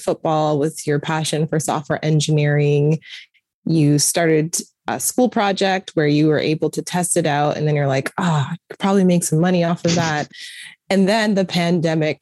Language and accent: English; Toronto, Ontario, Canada; I'm from Toronto